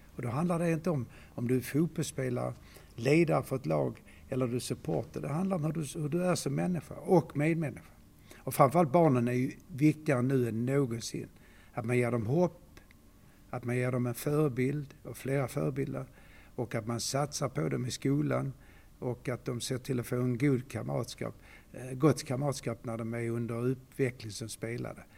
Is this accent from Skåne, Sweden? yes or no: yes; Malmö, Skåne, Sweden; moved away as an adult; så är jag född i Malmö, uppvuxen här